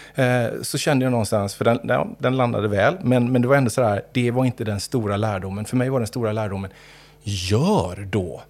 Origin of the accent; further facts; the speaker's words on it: Gothenburg, Västra Götaland, Sweden; uppvuxen i Göteborg större delen av mitt liv